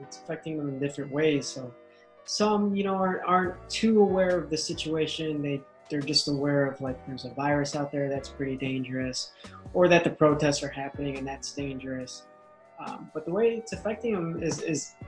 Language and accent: English; Chicago, Illinois, United States; first language English; I was born here in Chicago. My family, my mom and dad, are from the Philippines, so I'm first generation American